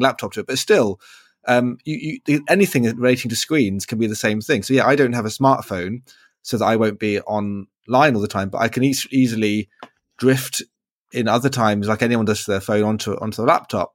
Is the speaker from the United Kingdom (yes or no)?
yes; United Kingdom; as a British person